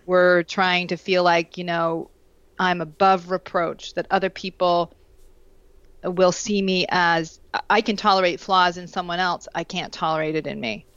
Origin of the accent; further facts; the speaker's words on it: Vermont, United States; moved away; I grew up in Vermont